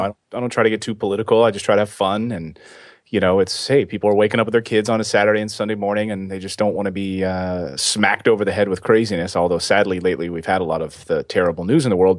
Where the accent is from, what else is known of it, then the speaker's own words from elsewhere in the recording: Philadelphia, Pennsylvania, United States; also born or lived in Los Angeles / Helena, Montana; now in New York, United States; I grew up in Philadelphia, in that area where we had snow